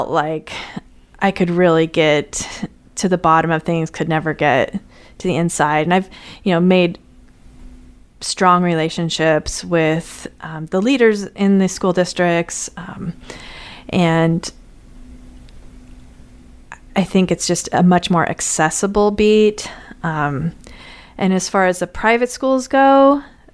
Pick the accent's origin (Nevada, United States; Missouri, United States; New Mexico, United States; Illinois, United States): Nevada, United States; Las Vegas; also born or lived in California; now in St. Louis, United States; I grew up in Las Vegas. I went to school in California and then came to St. Louis.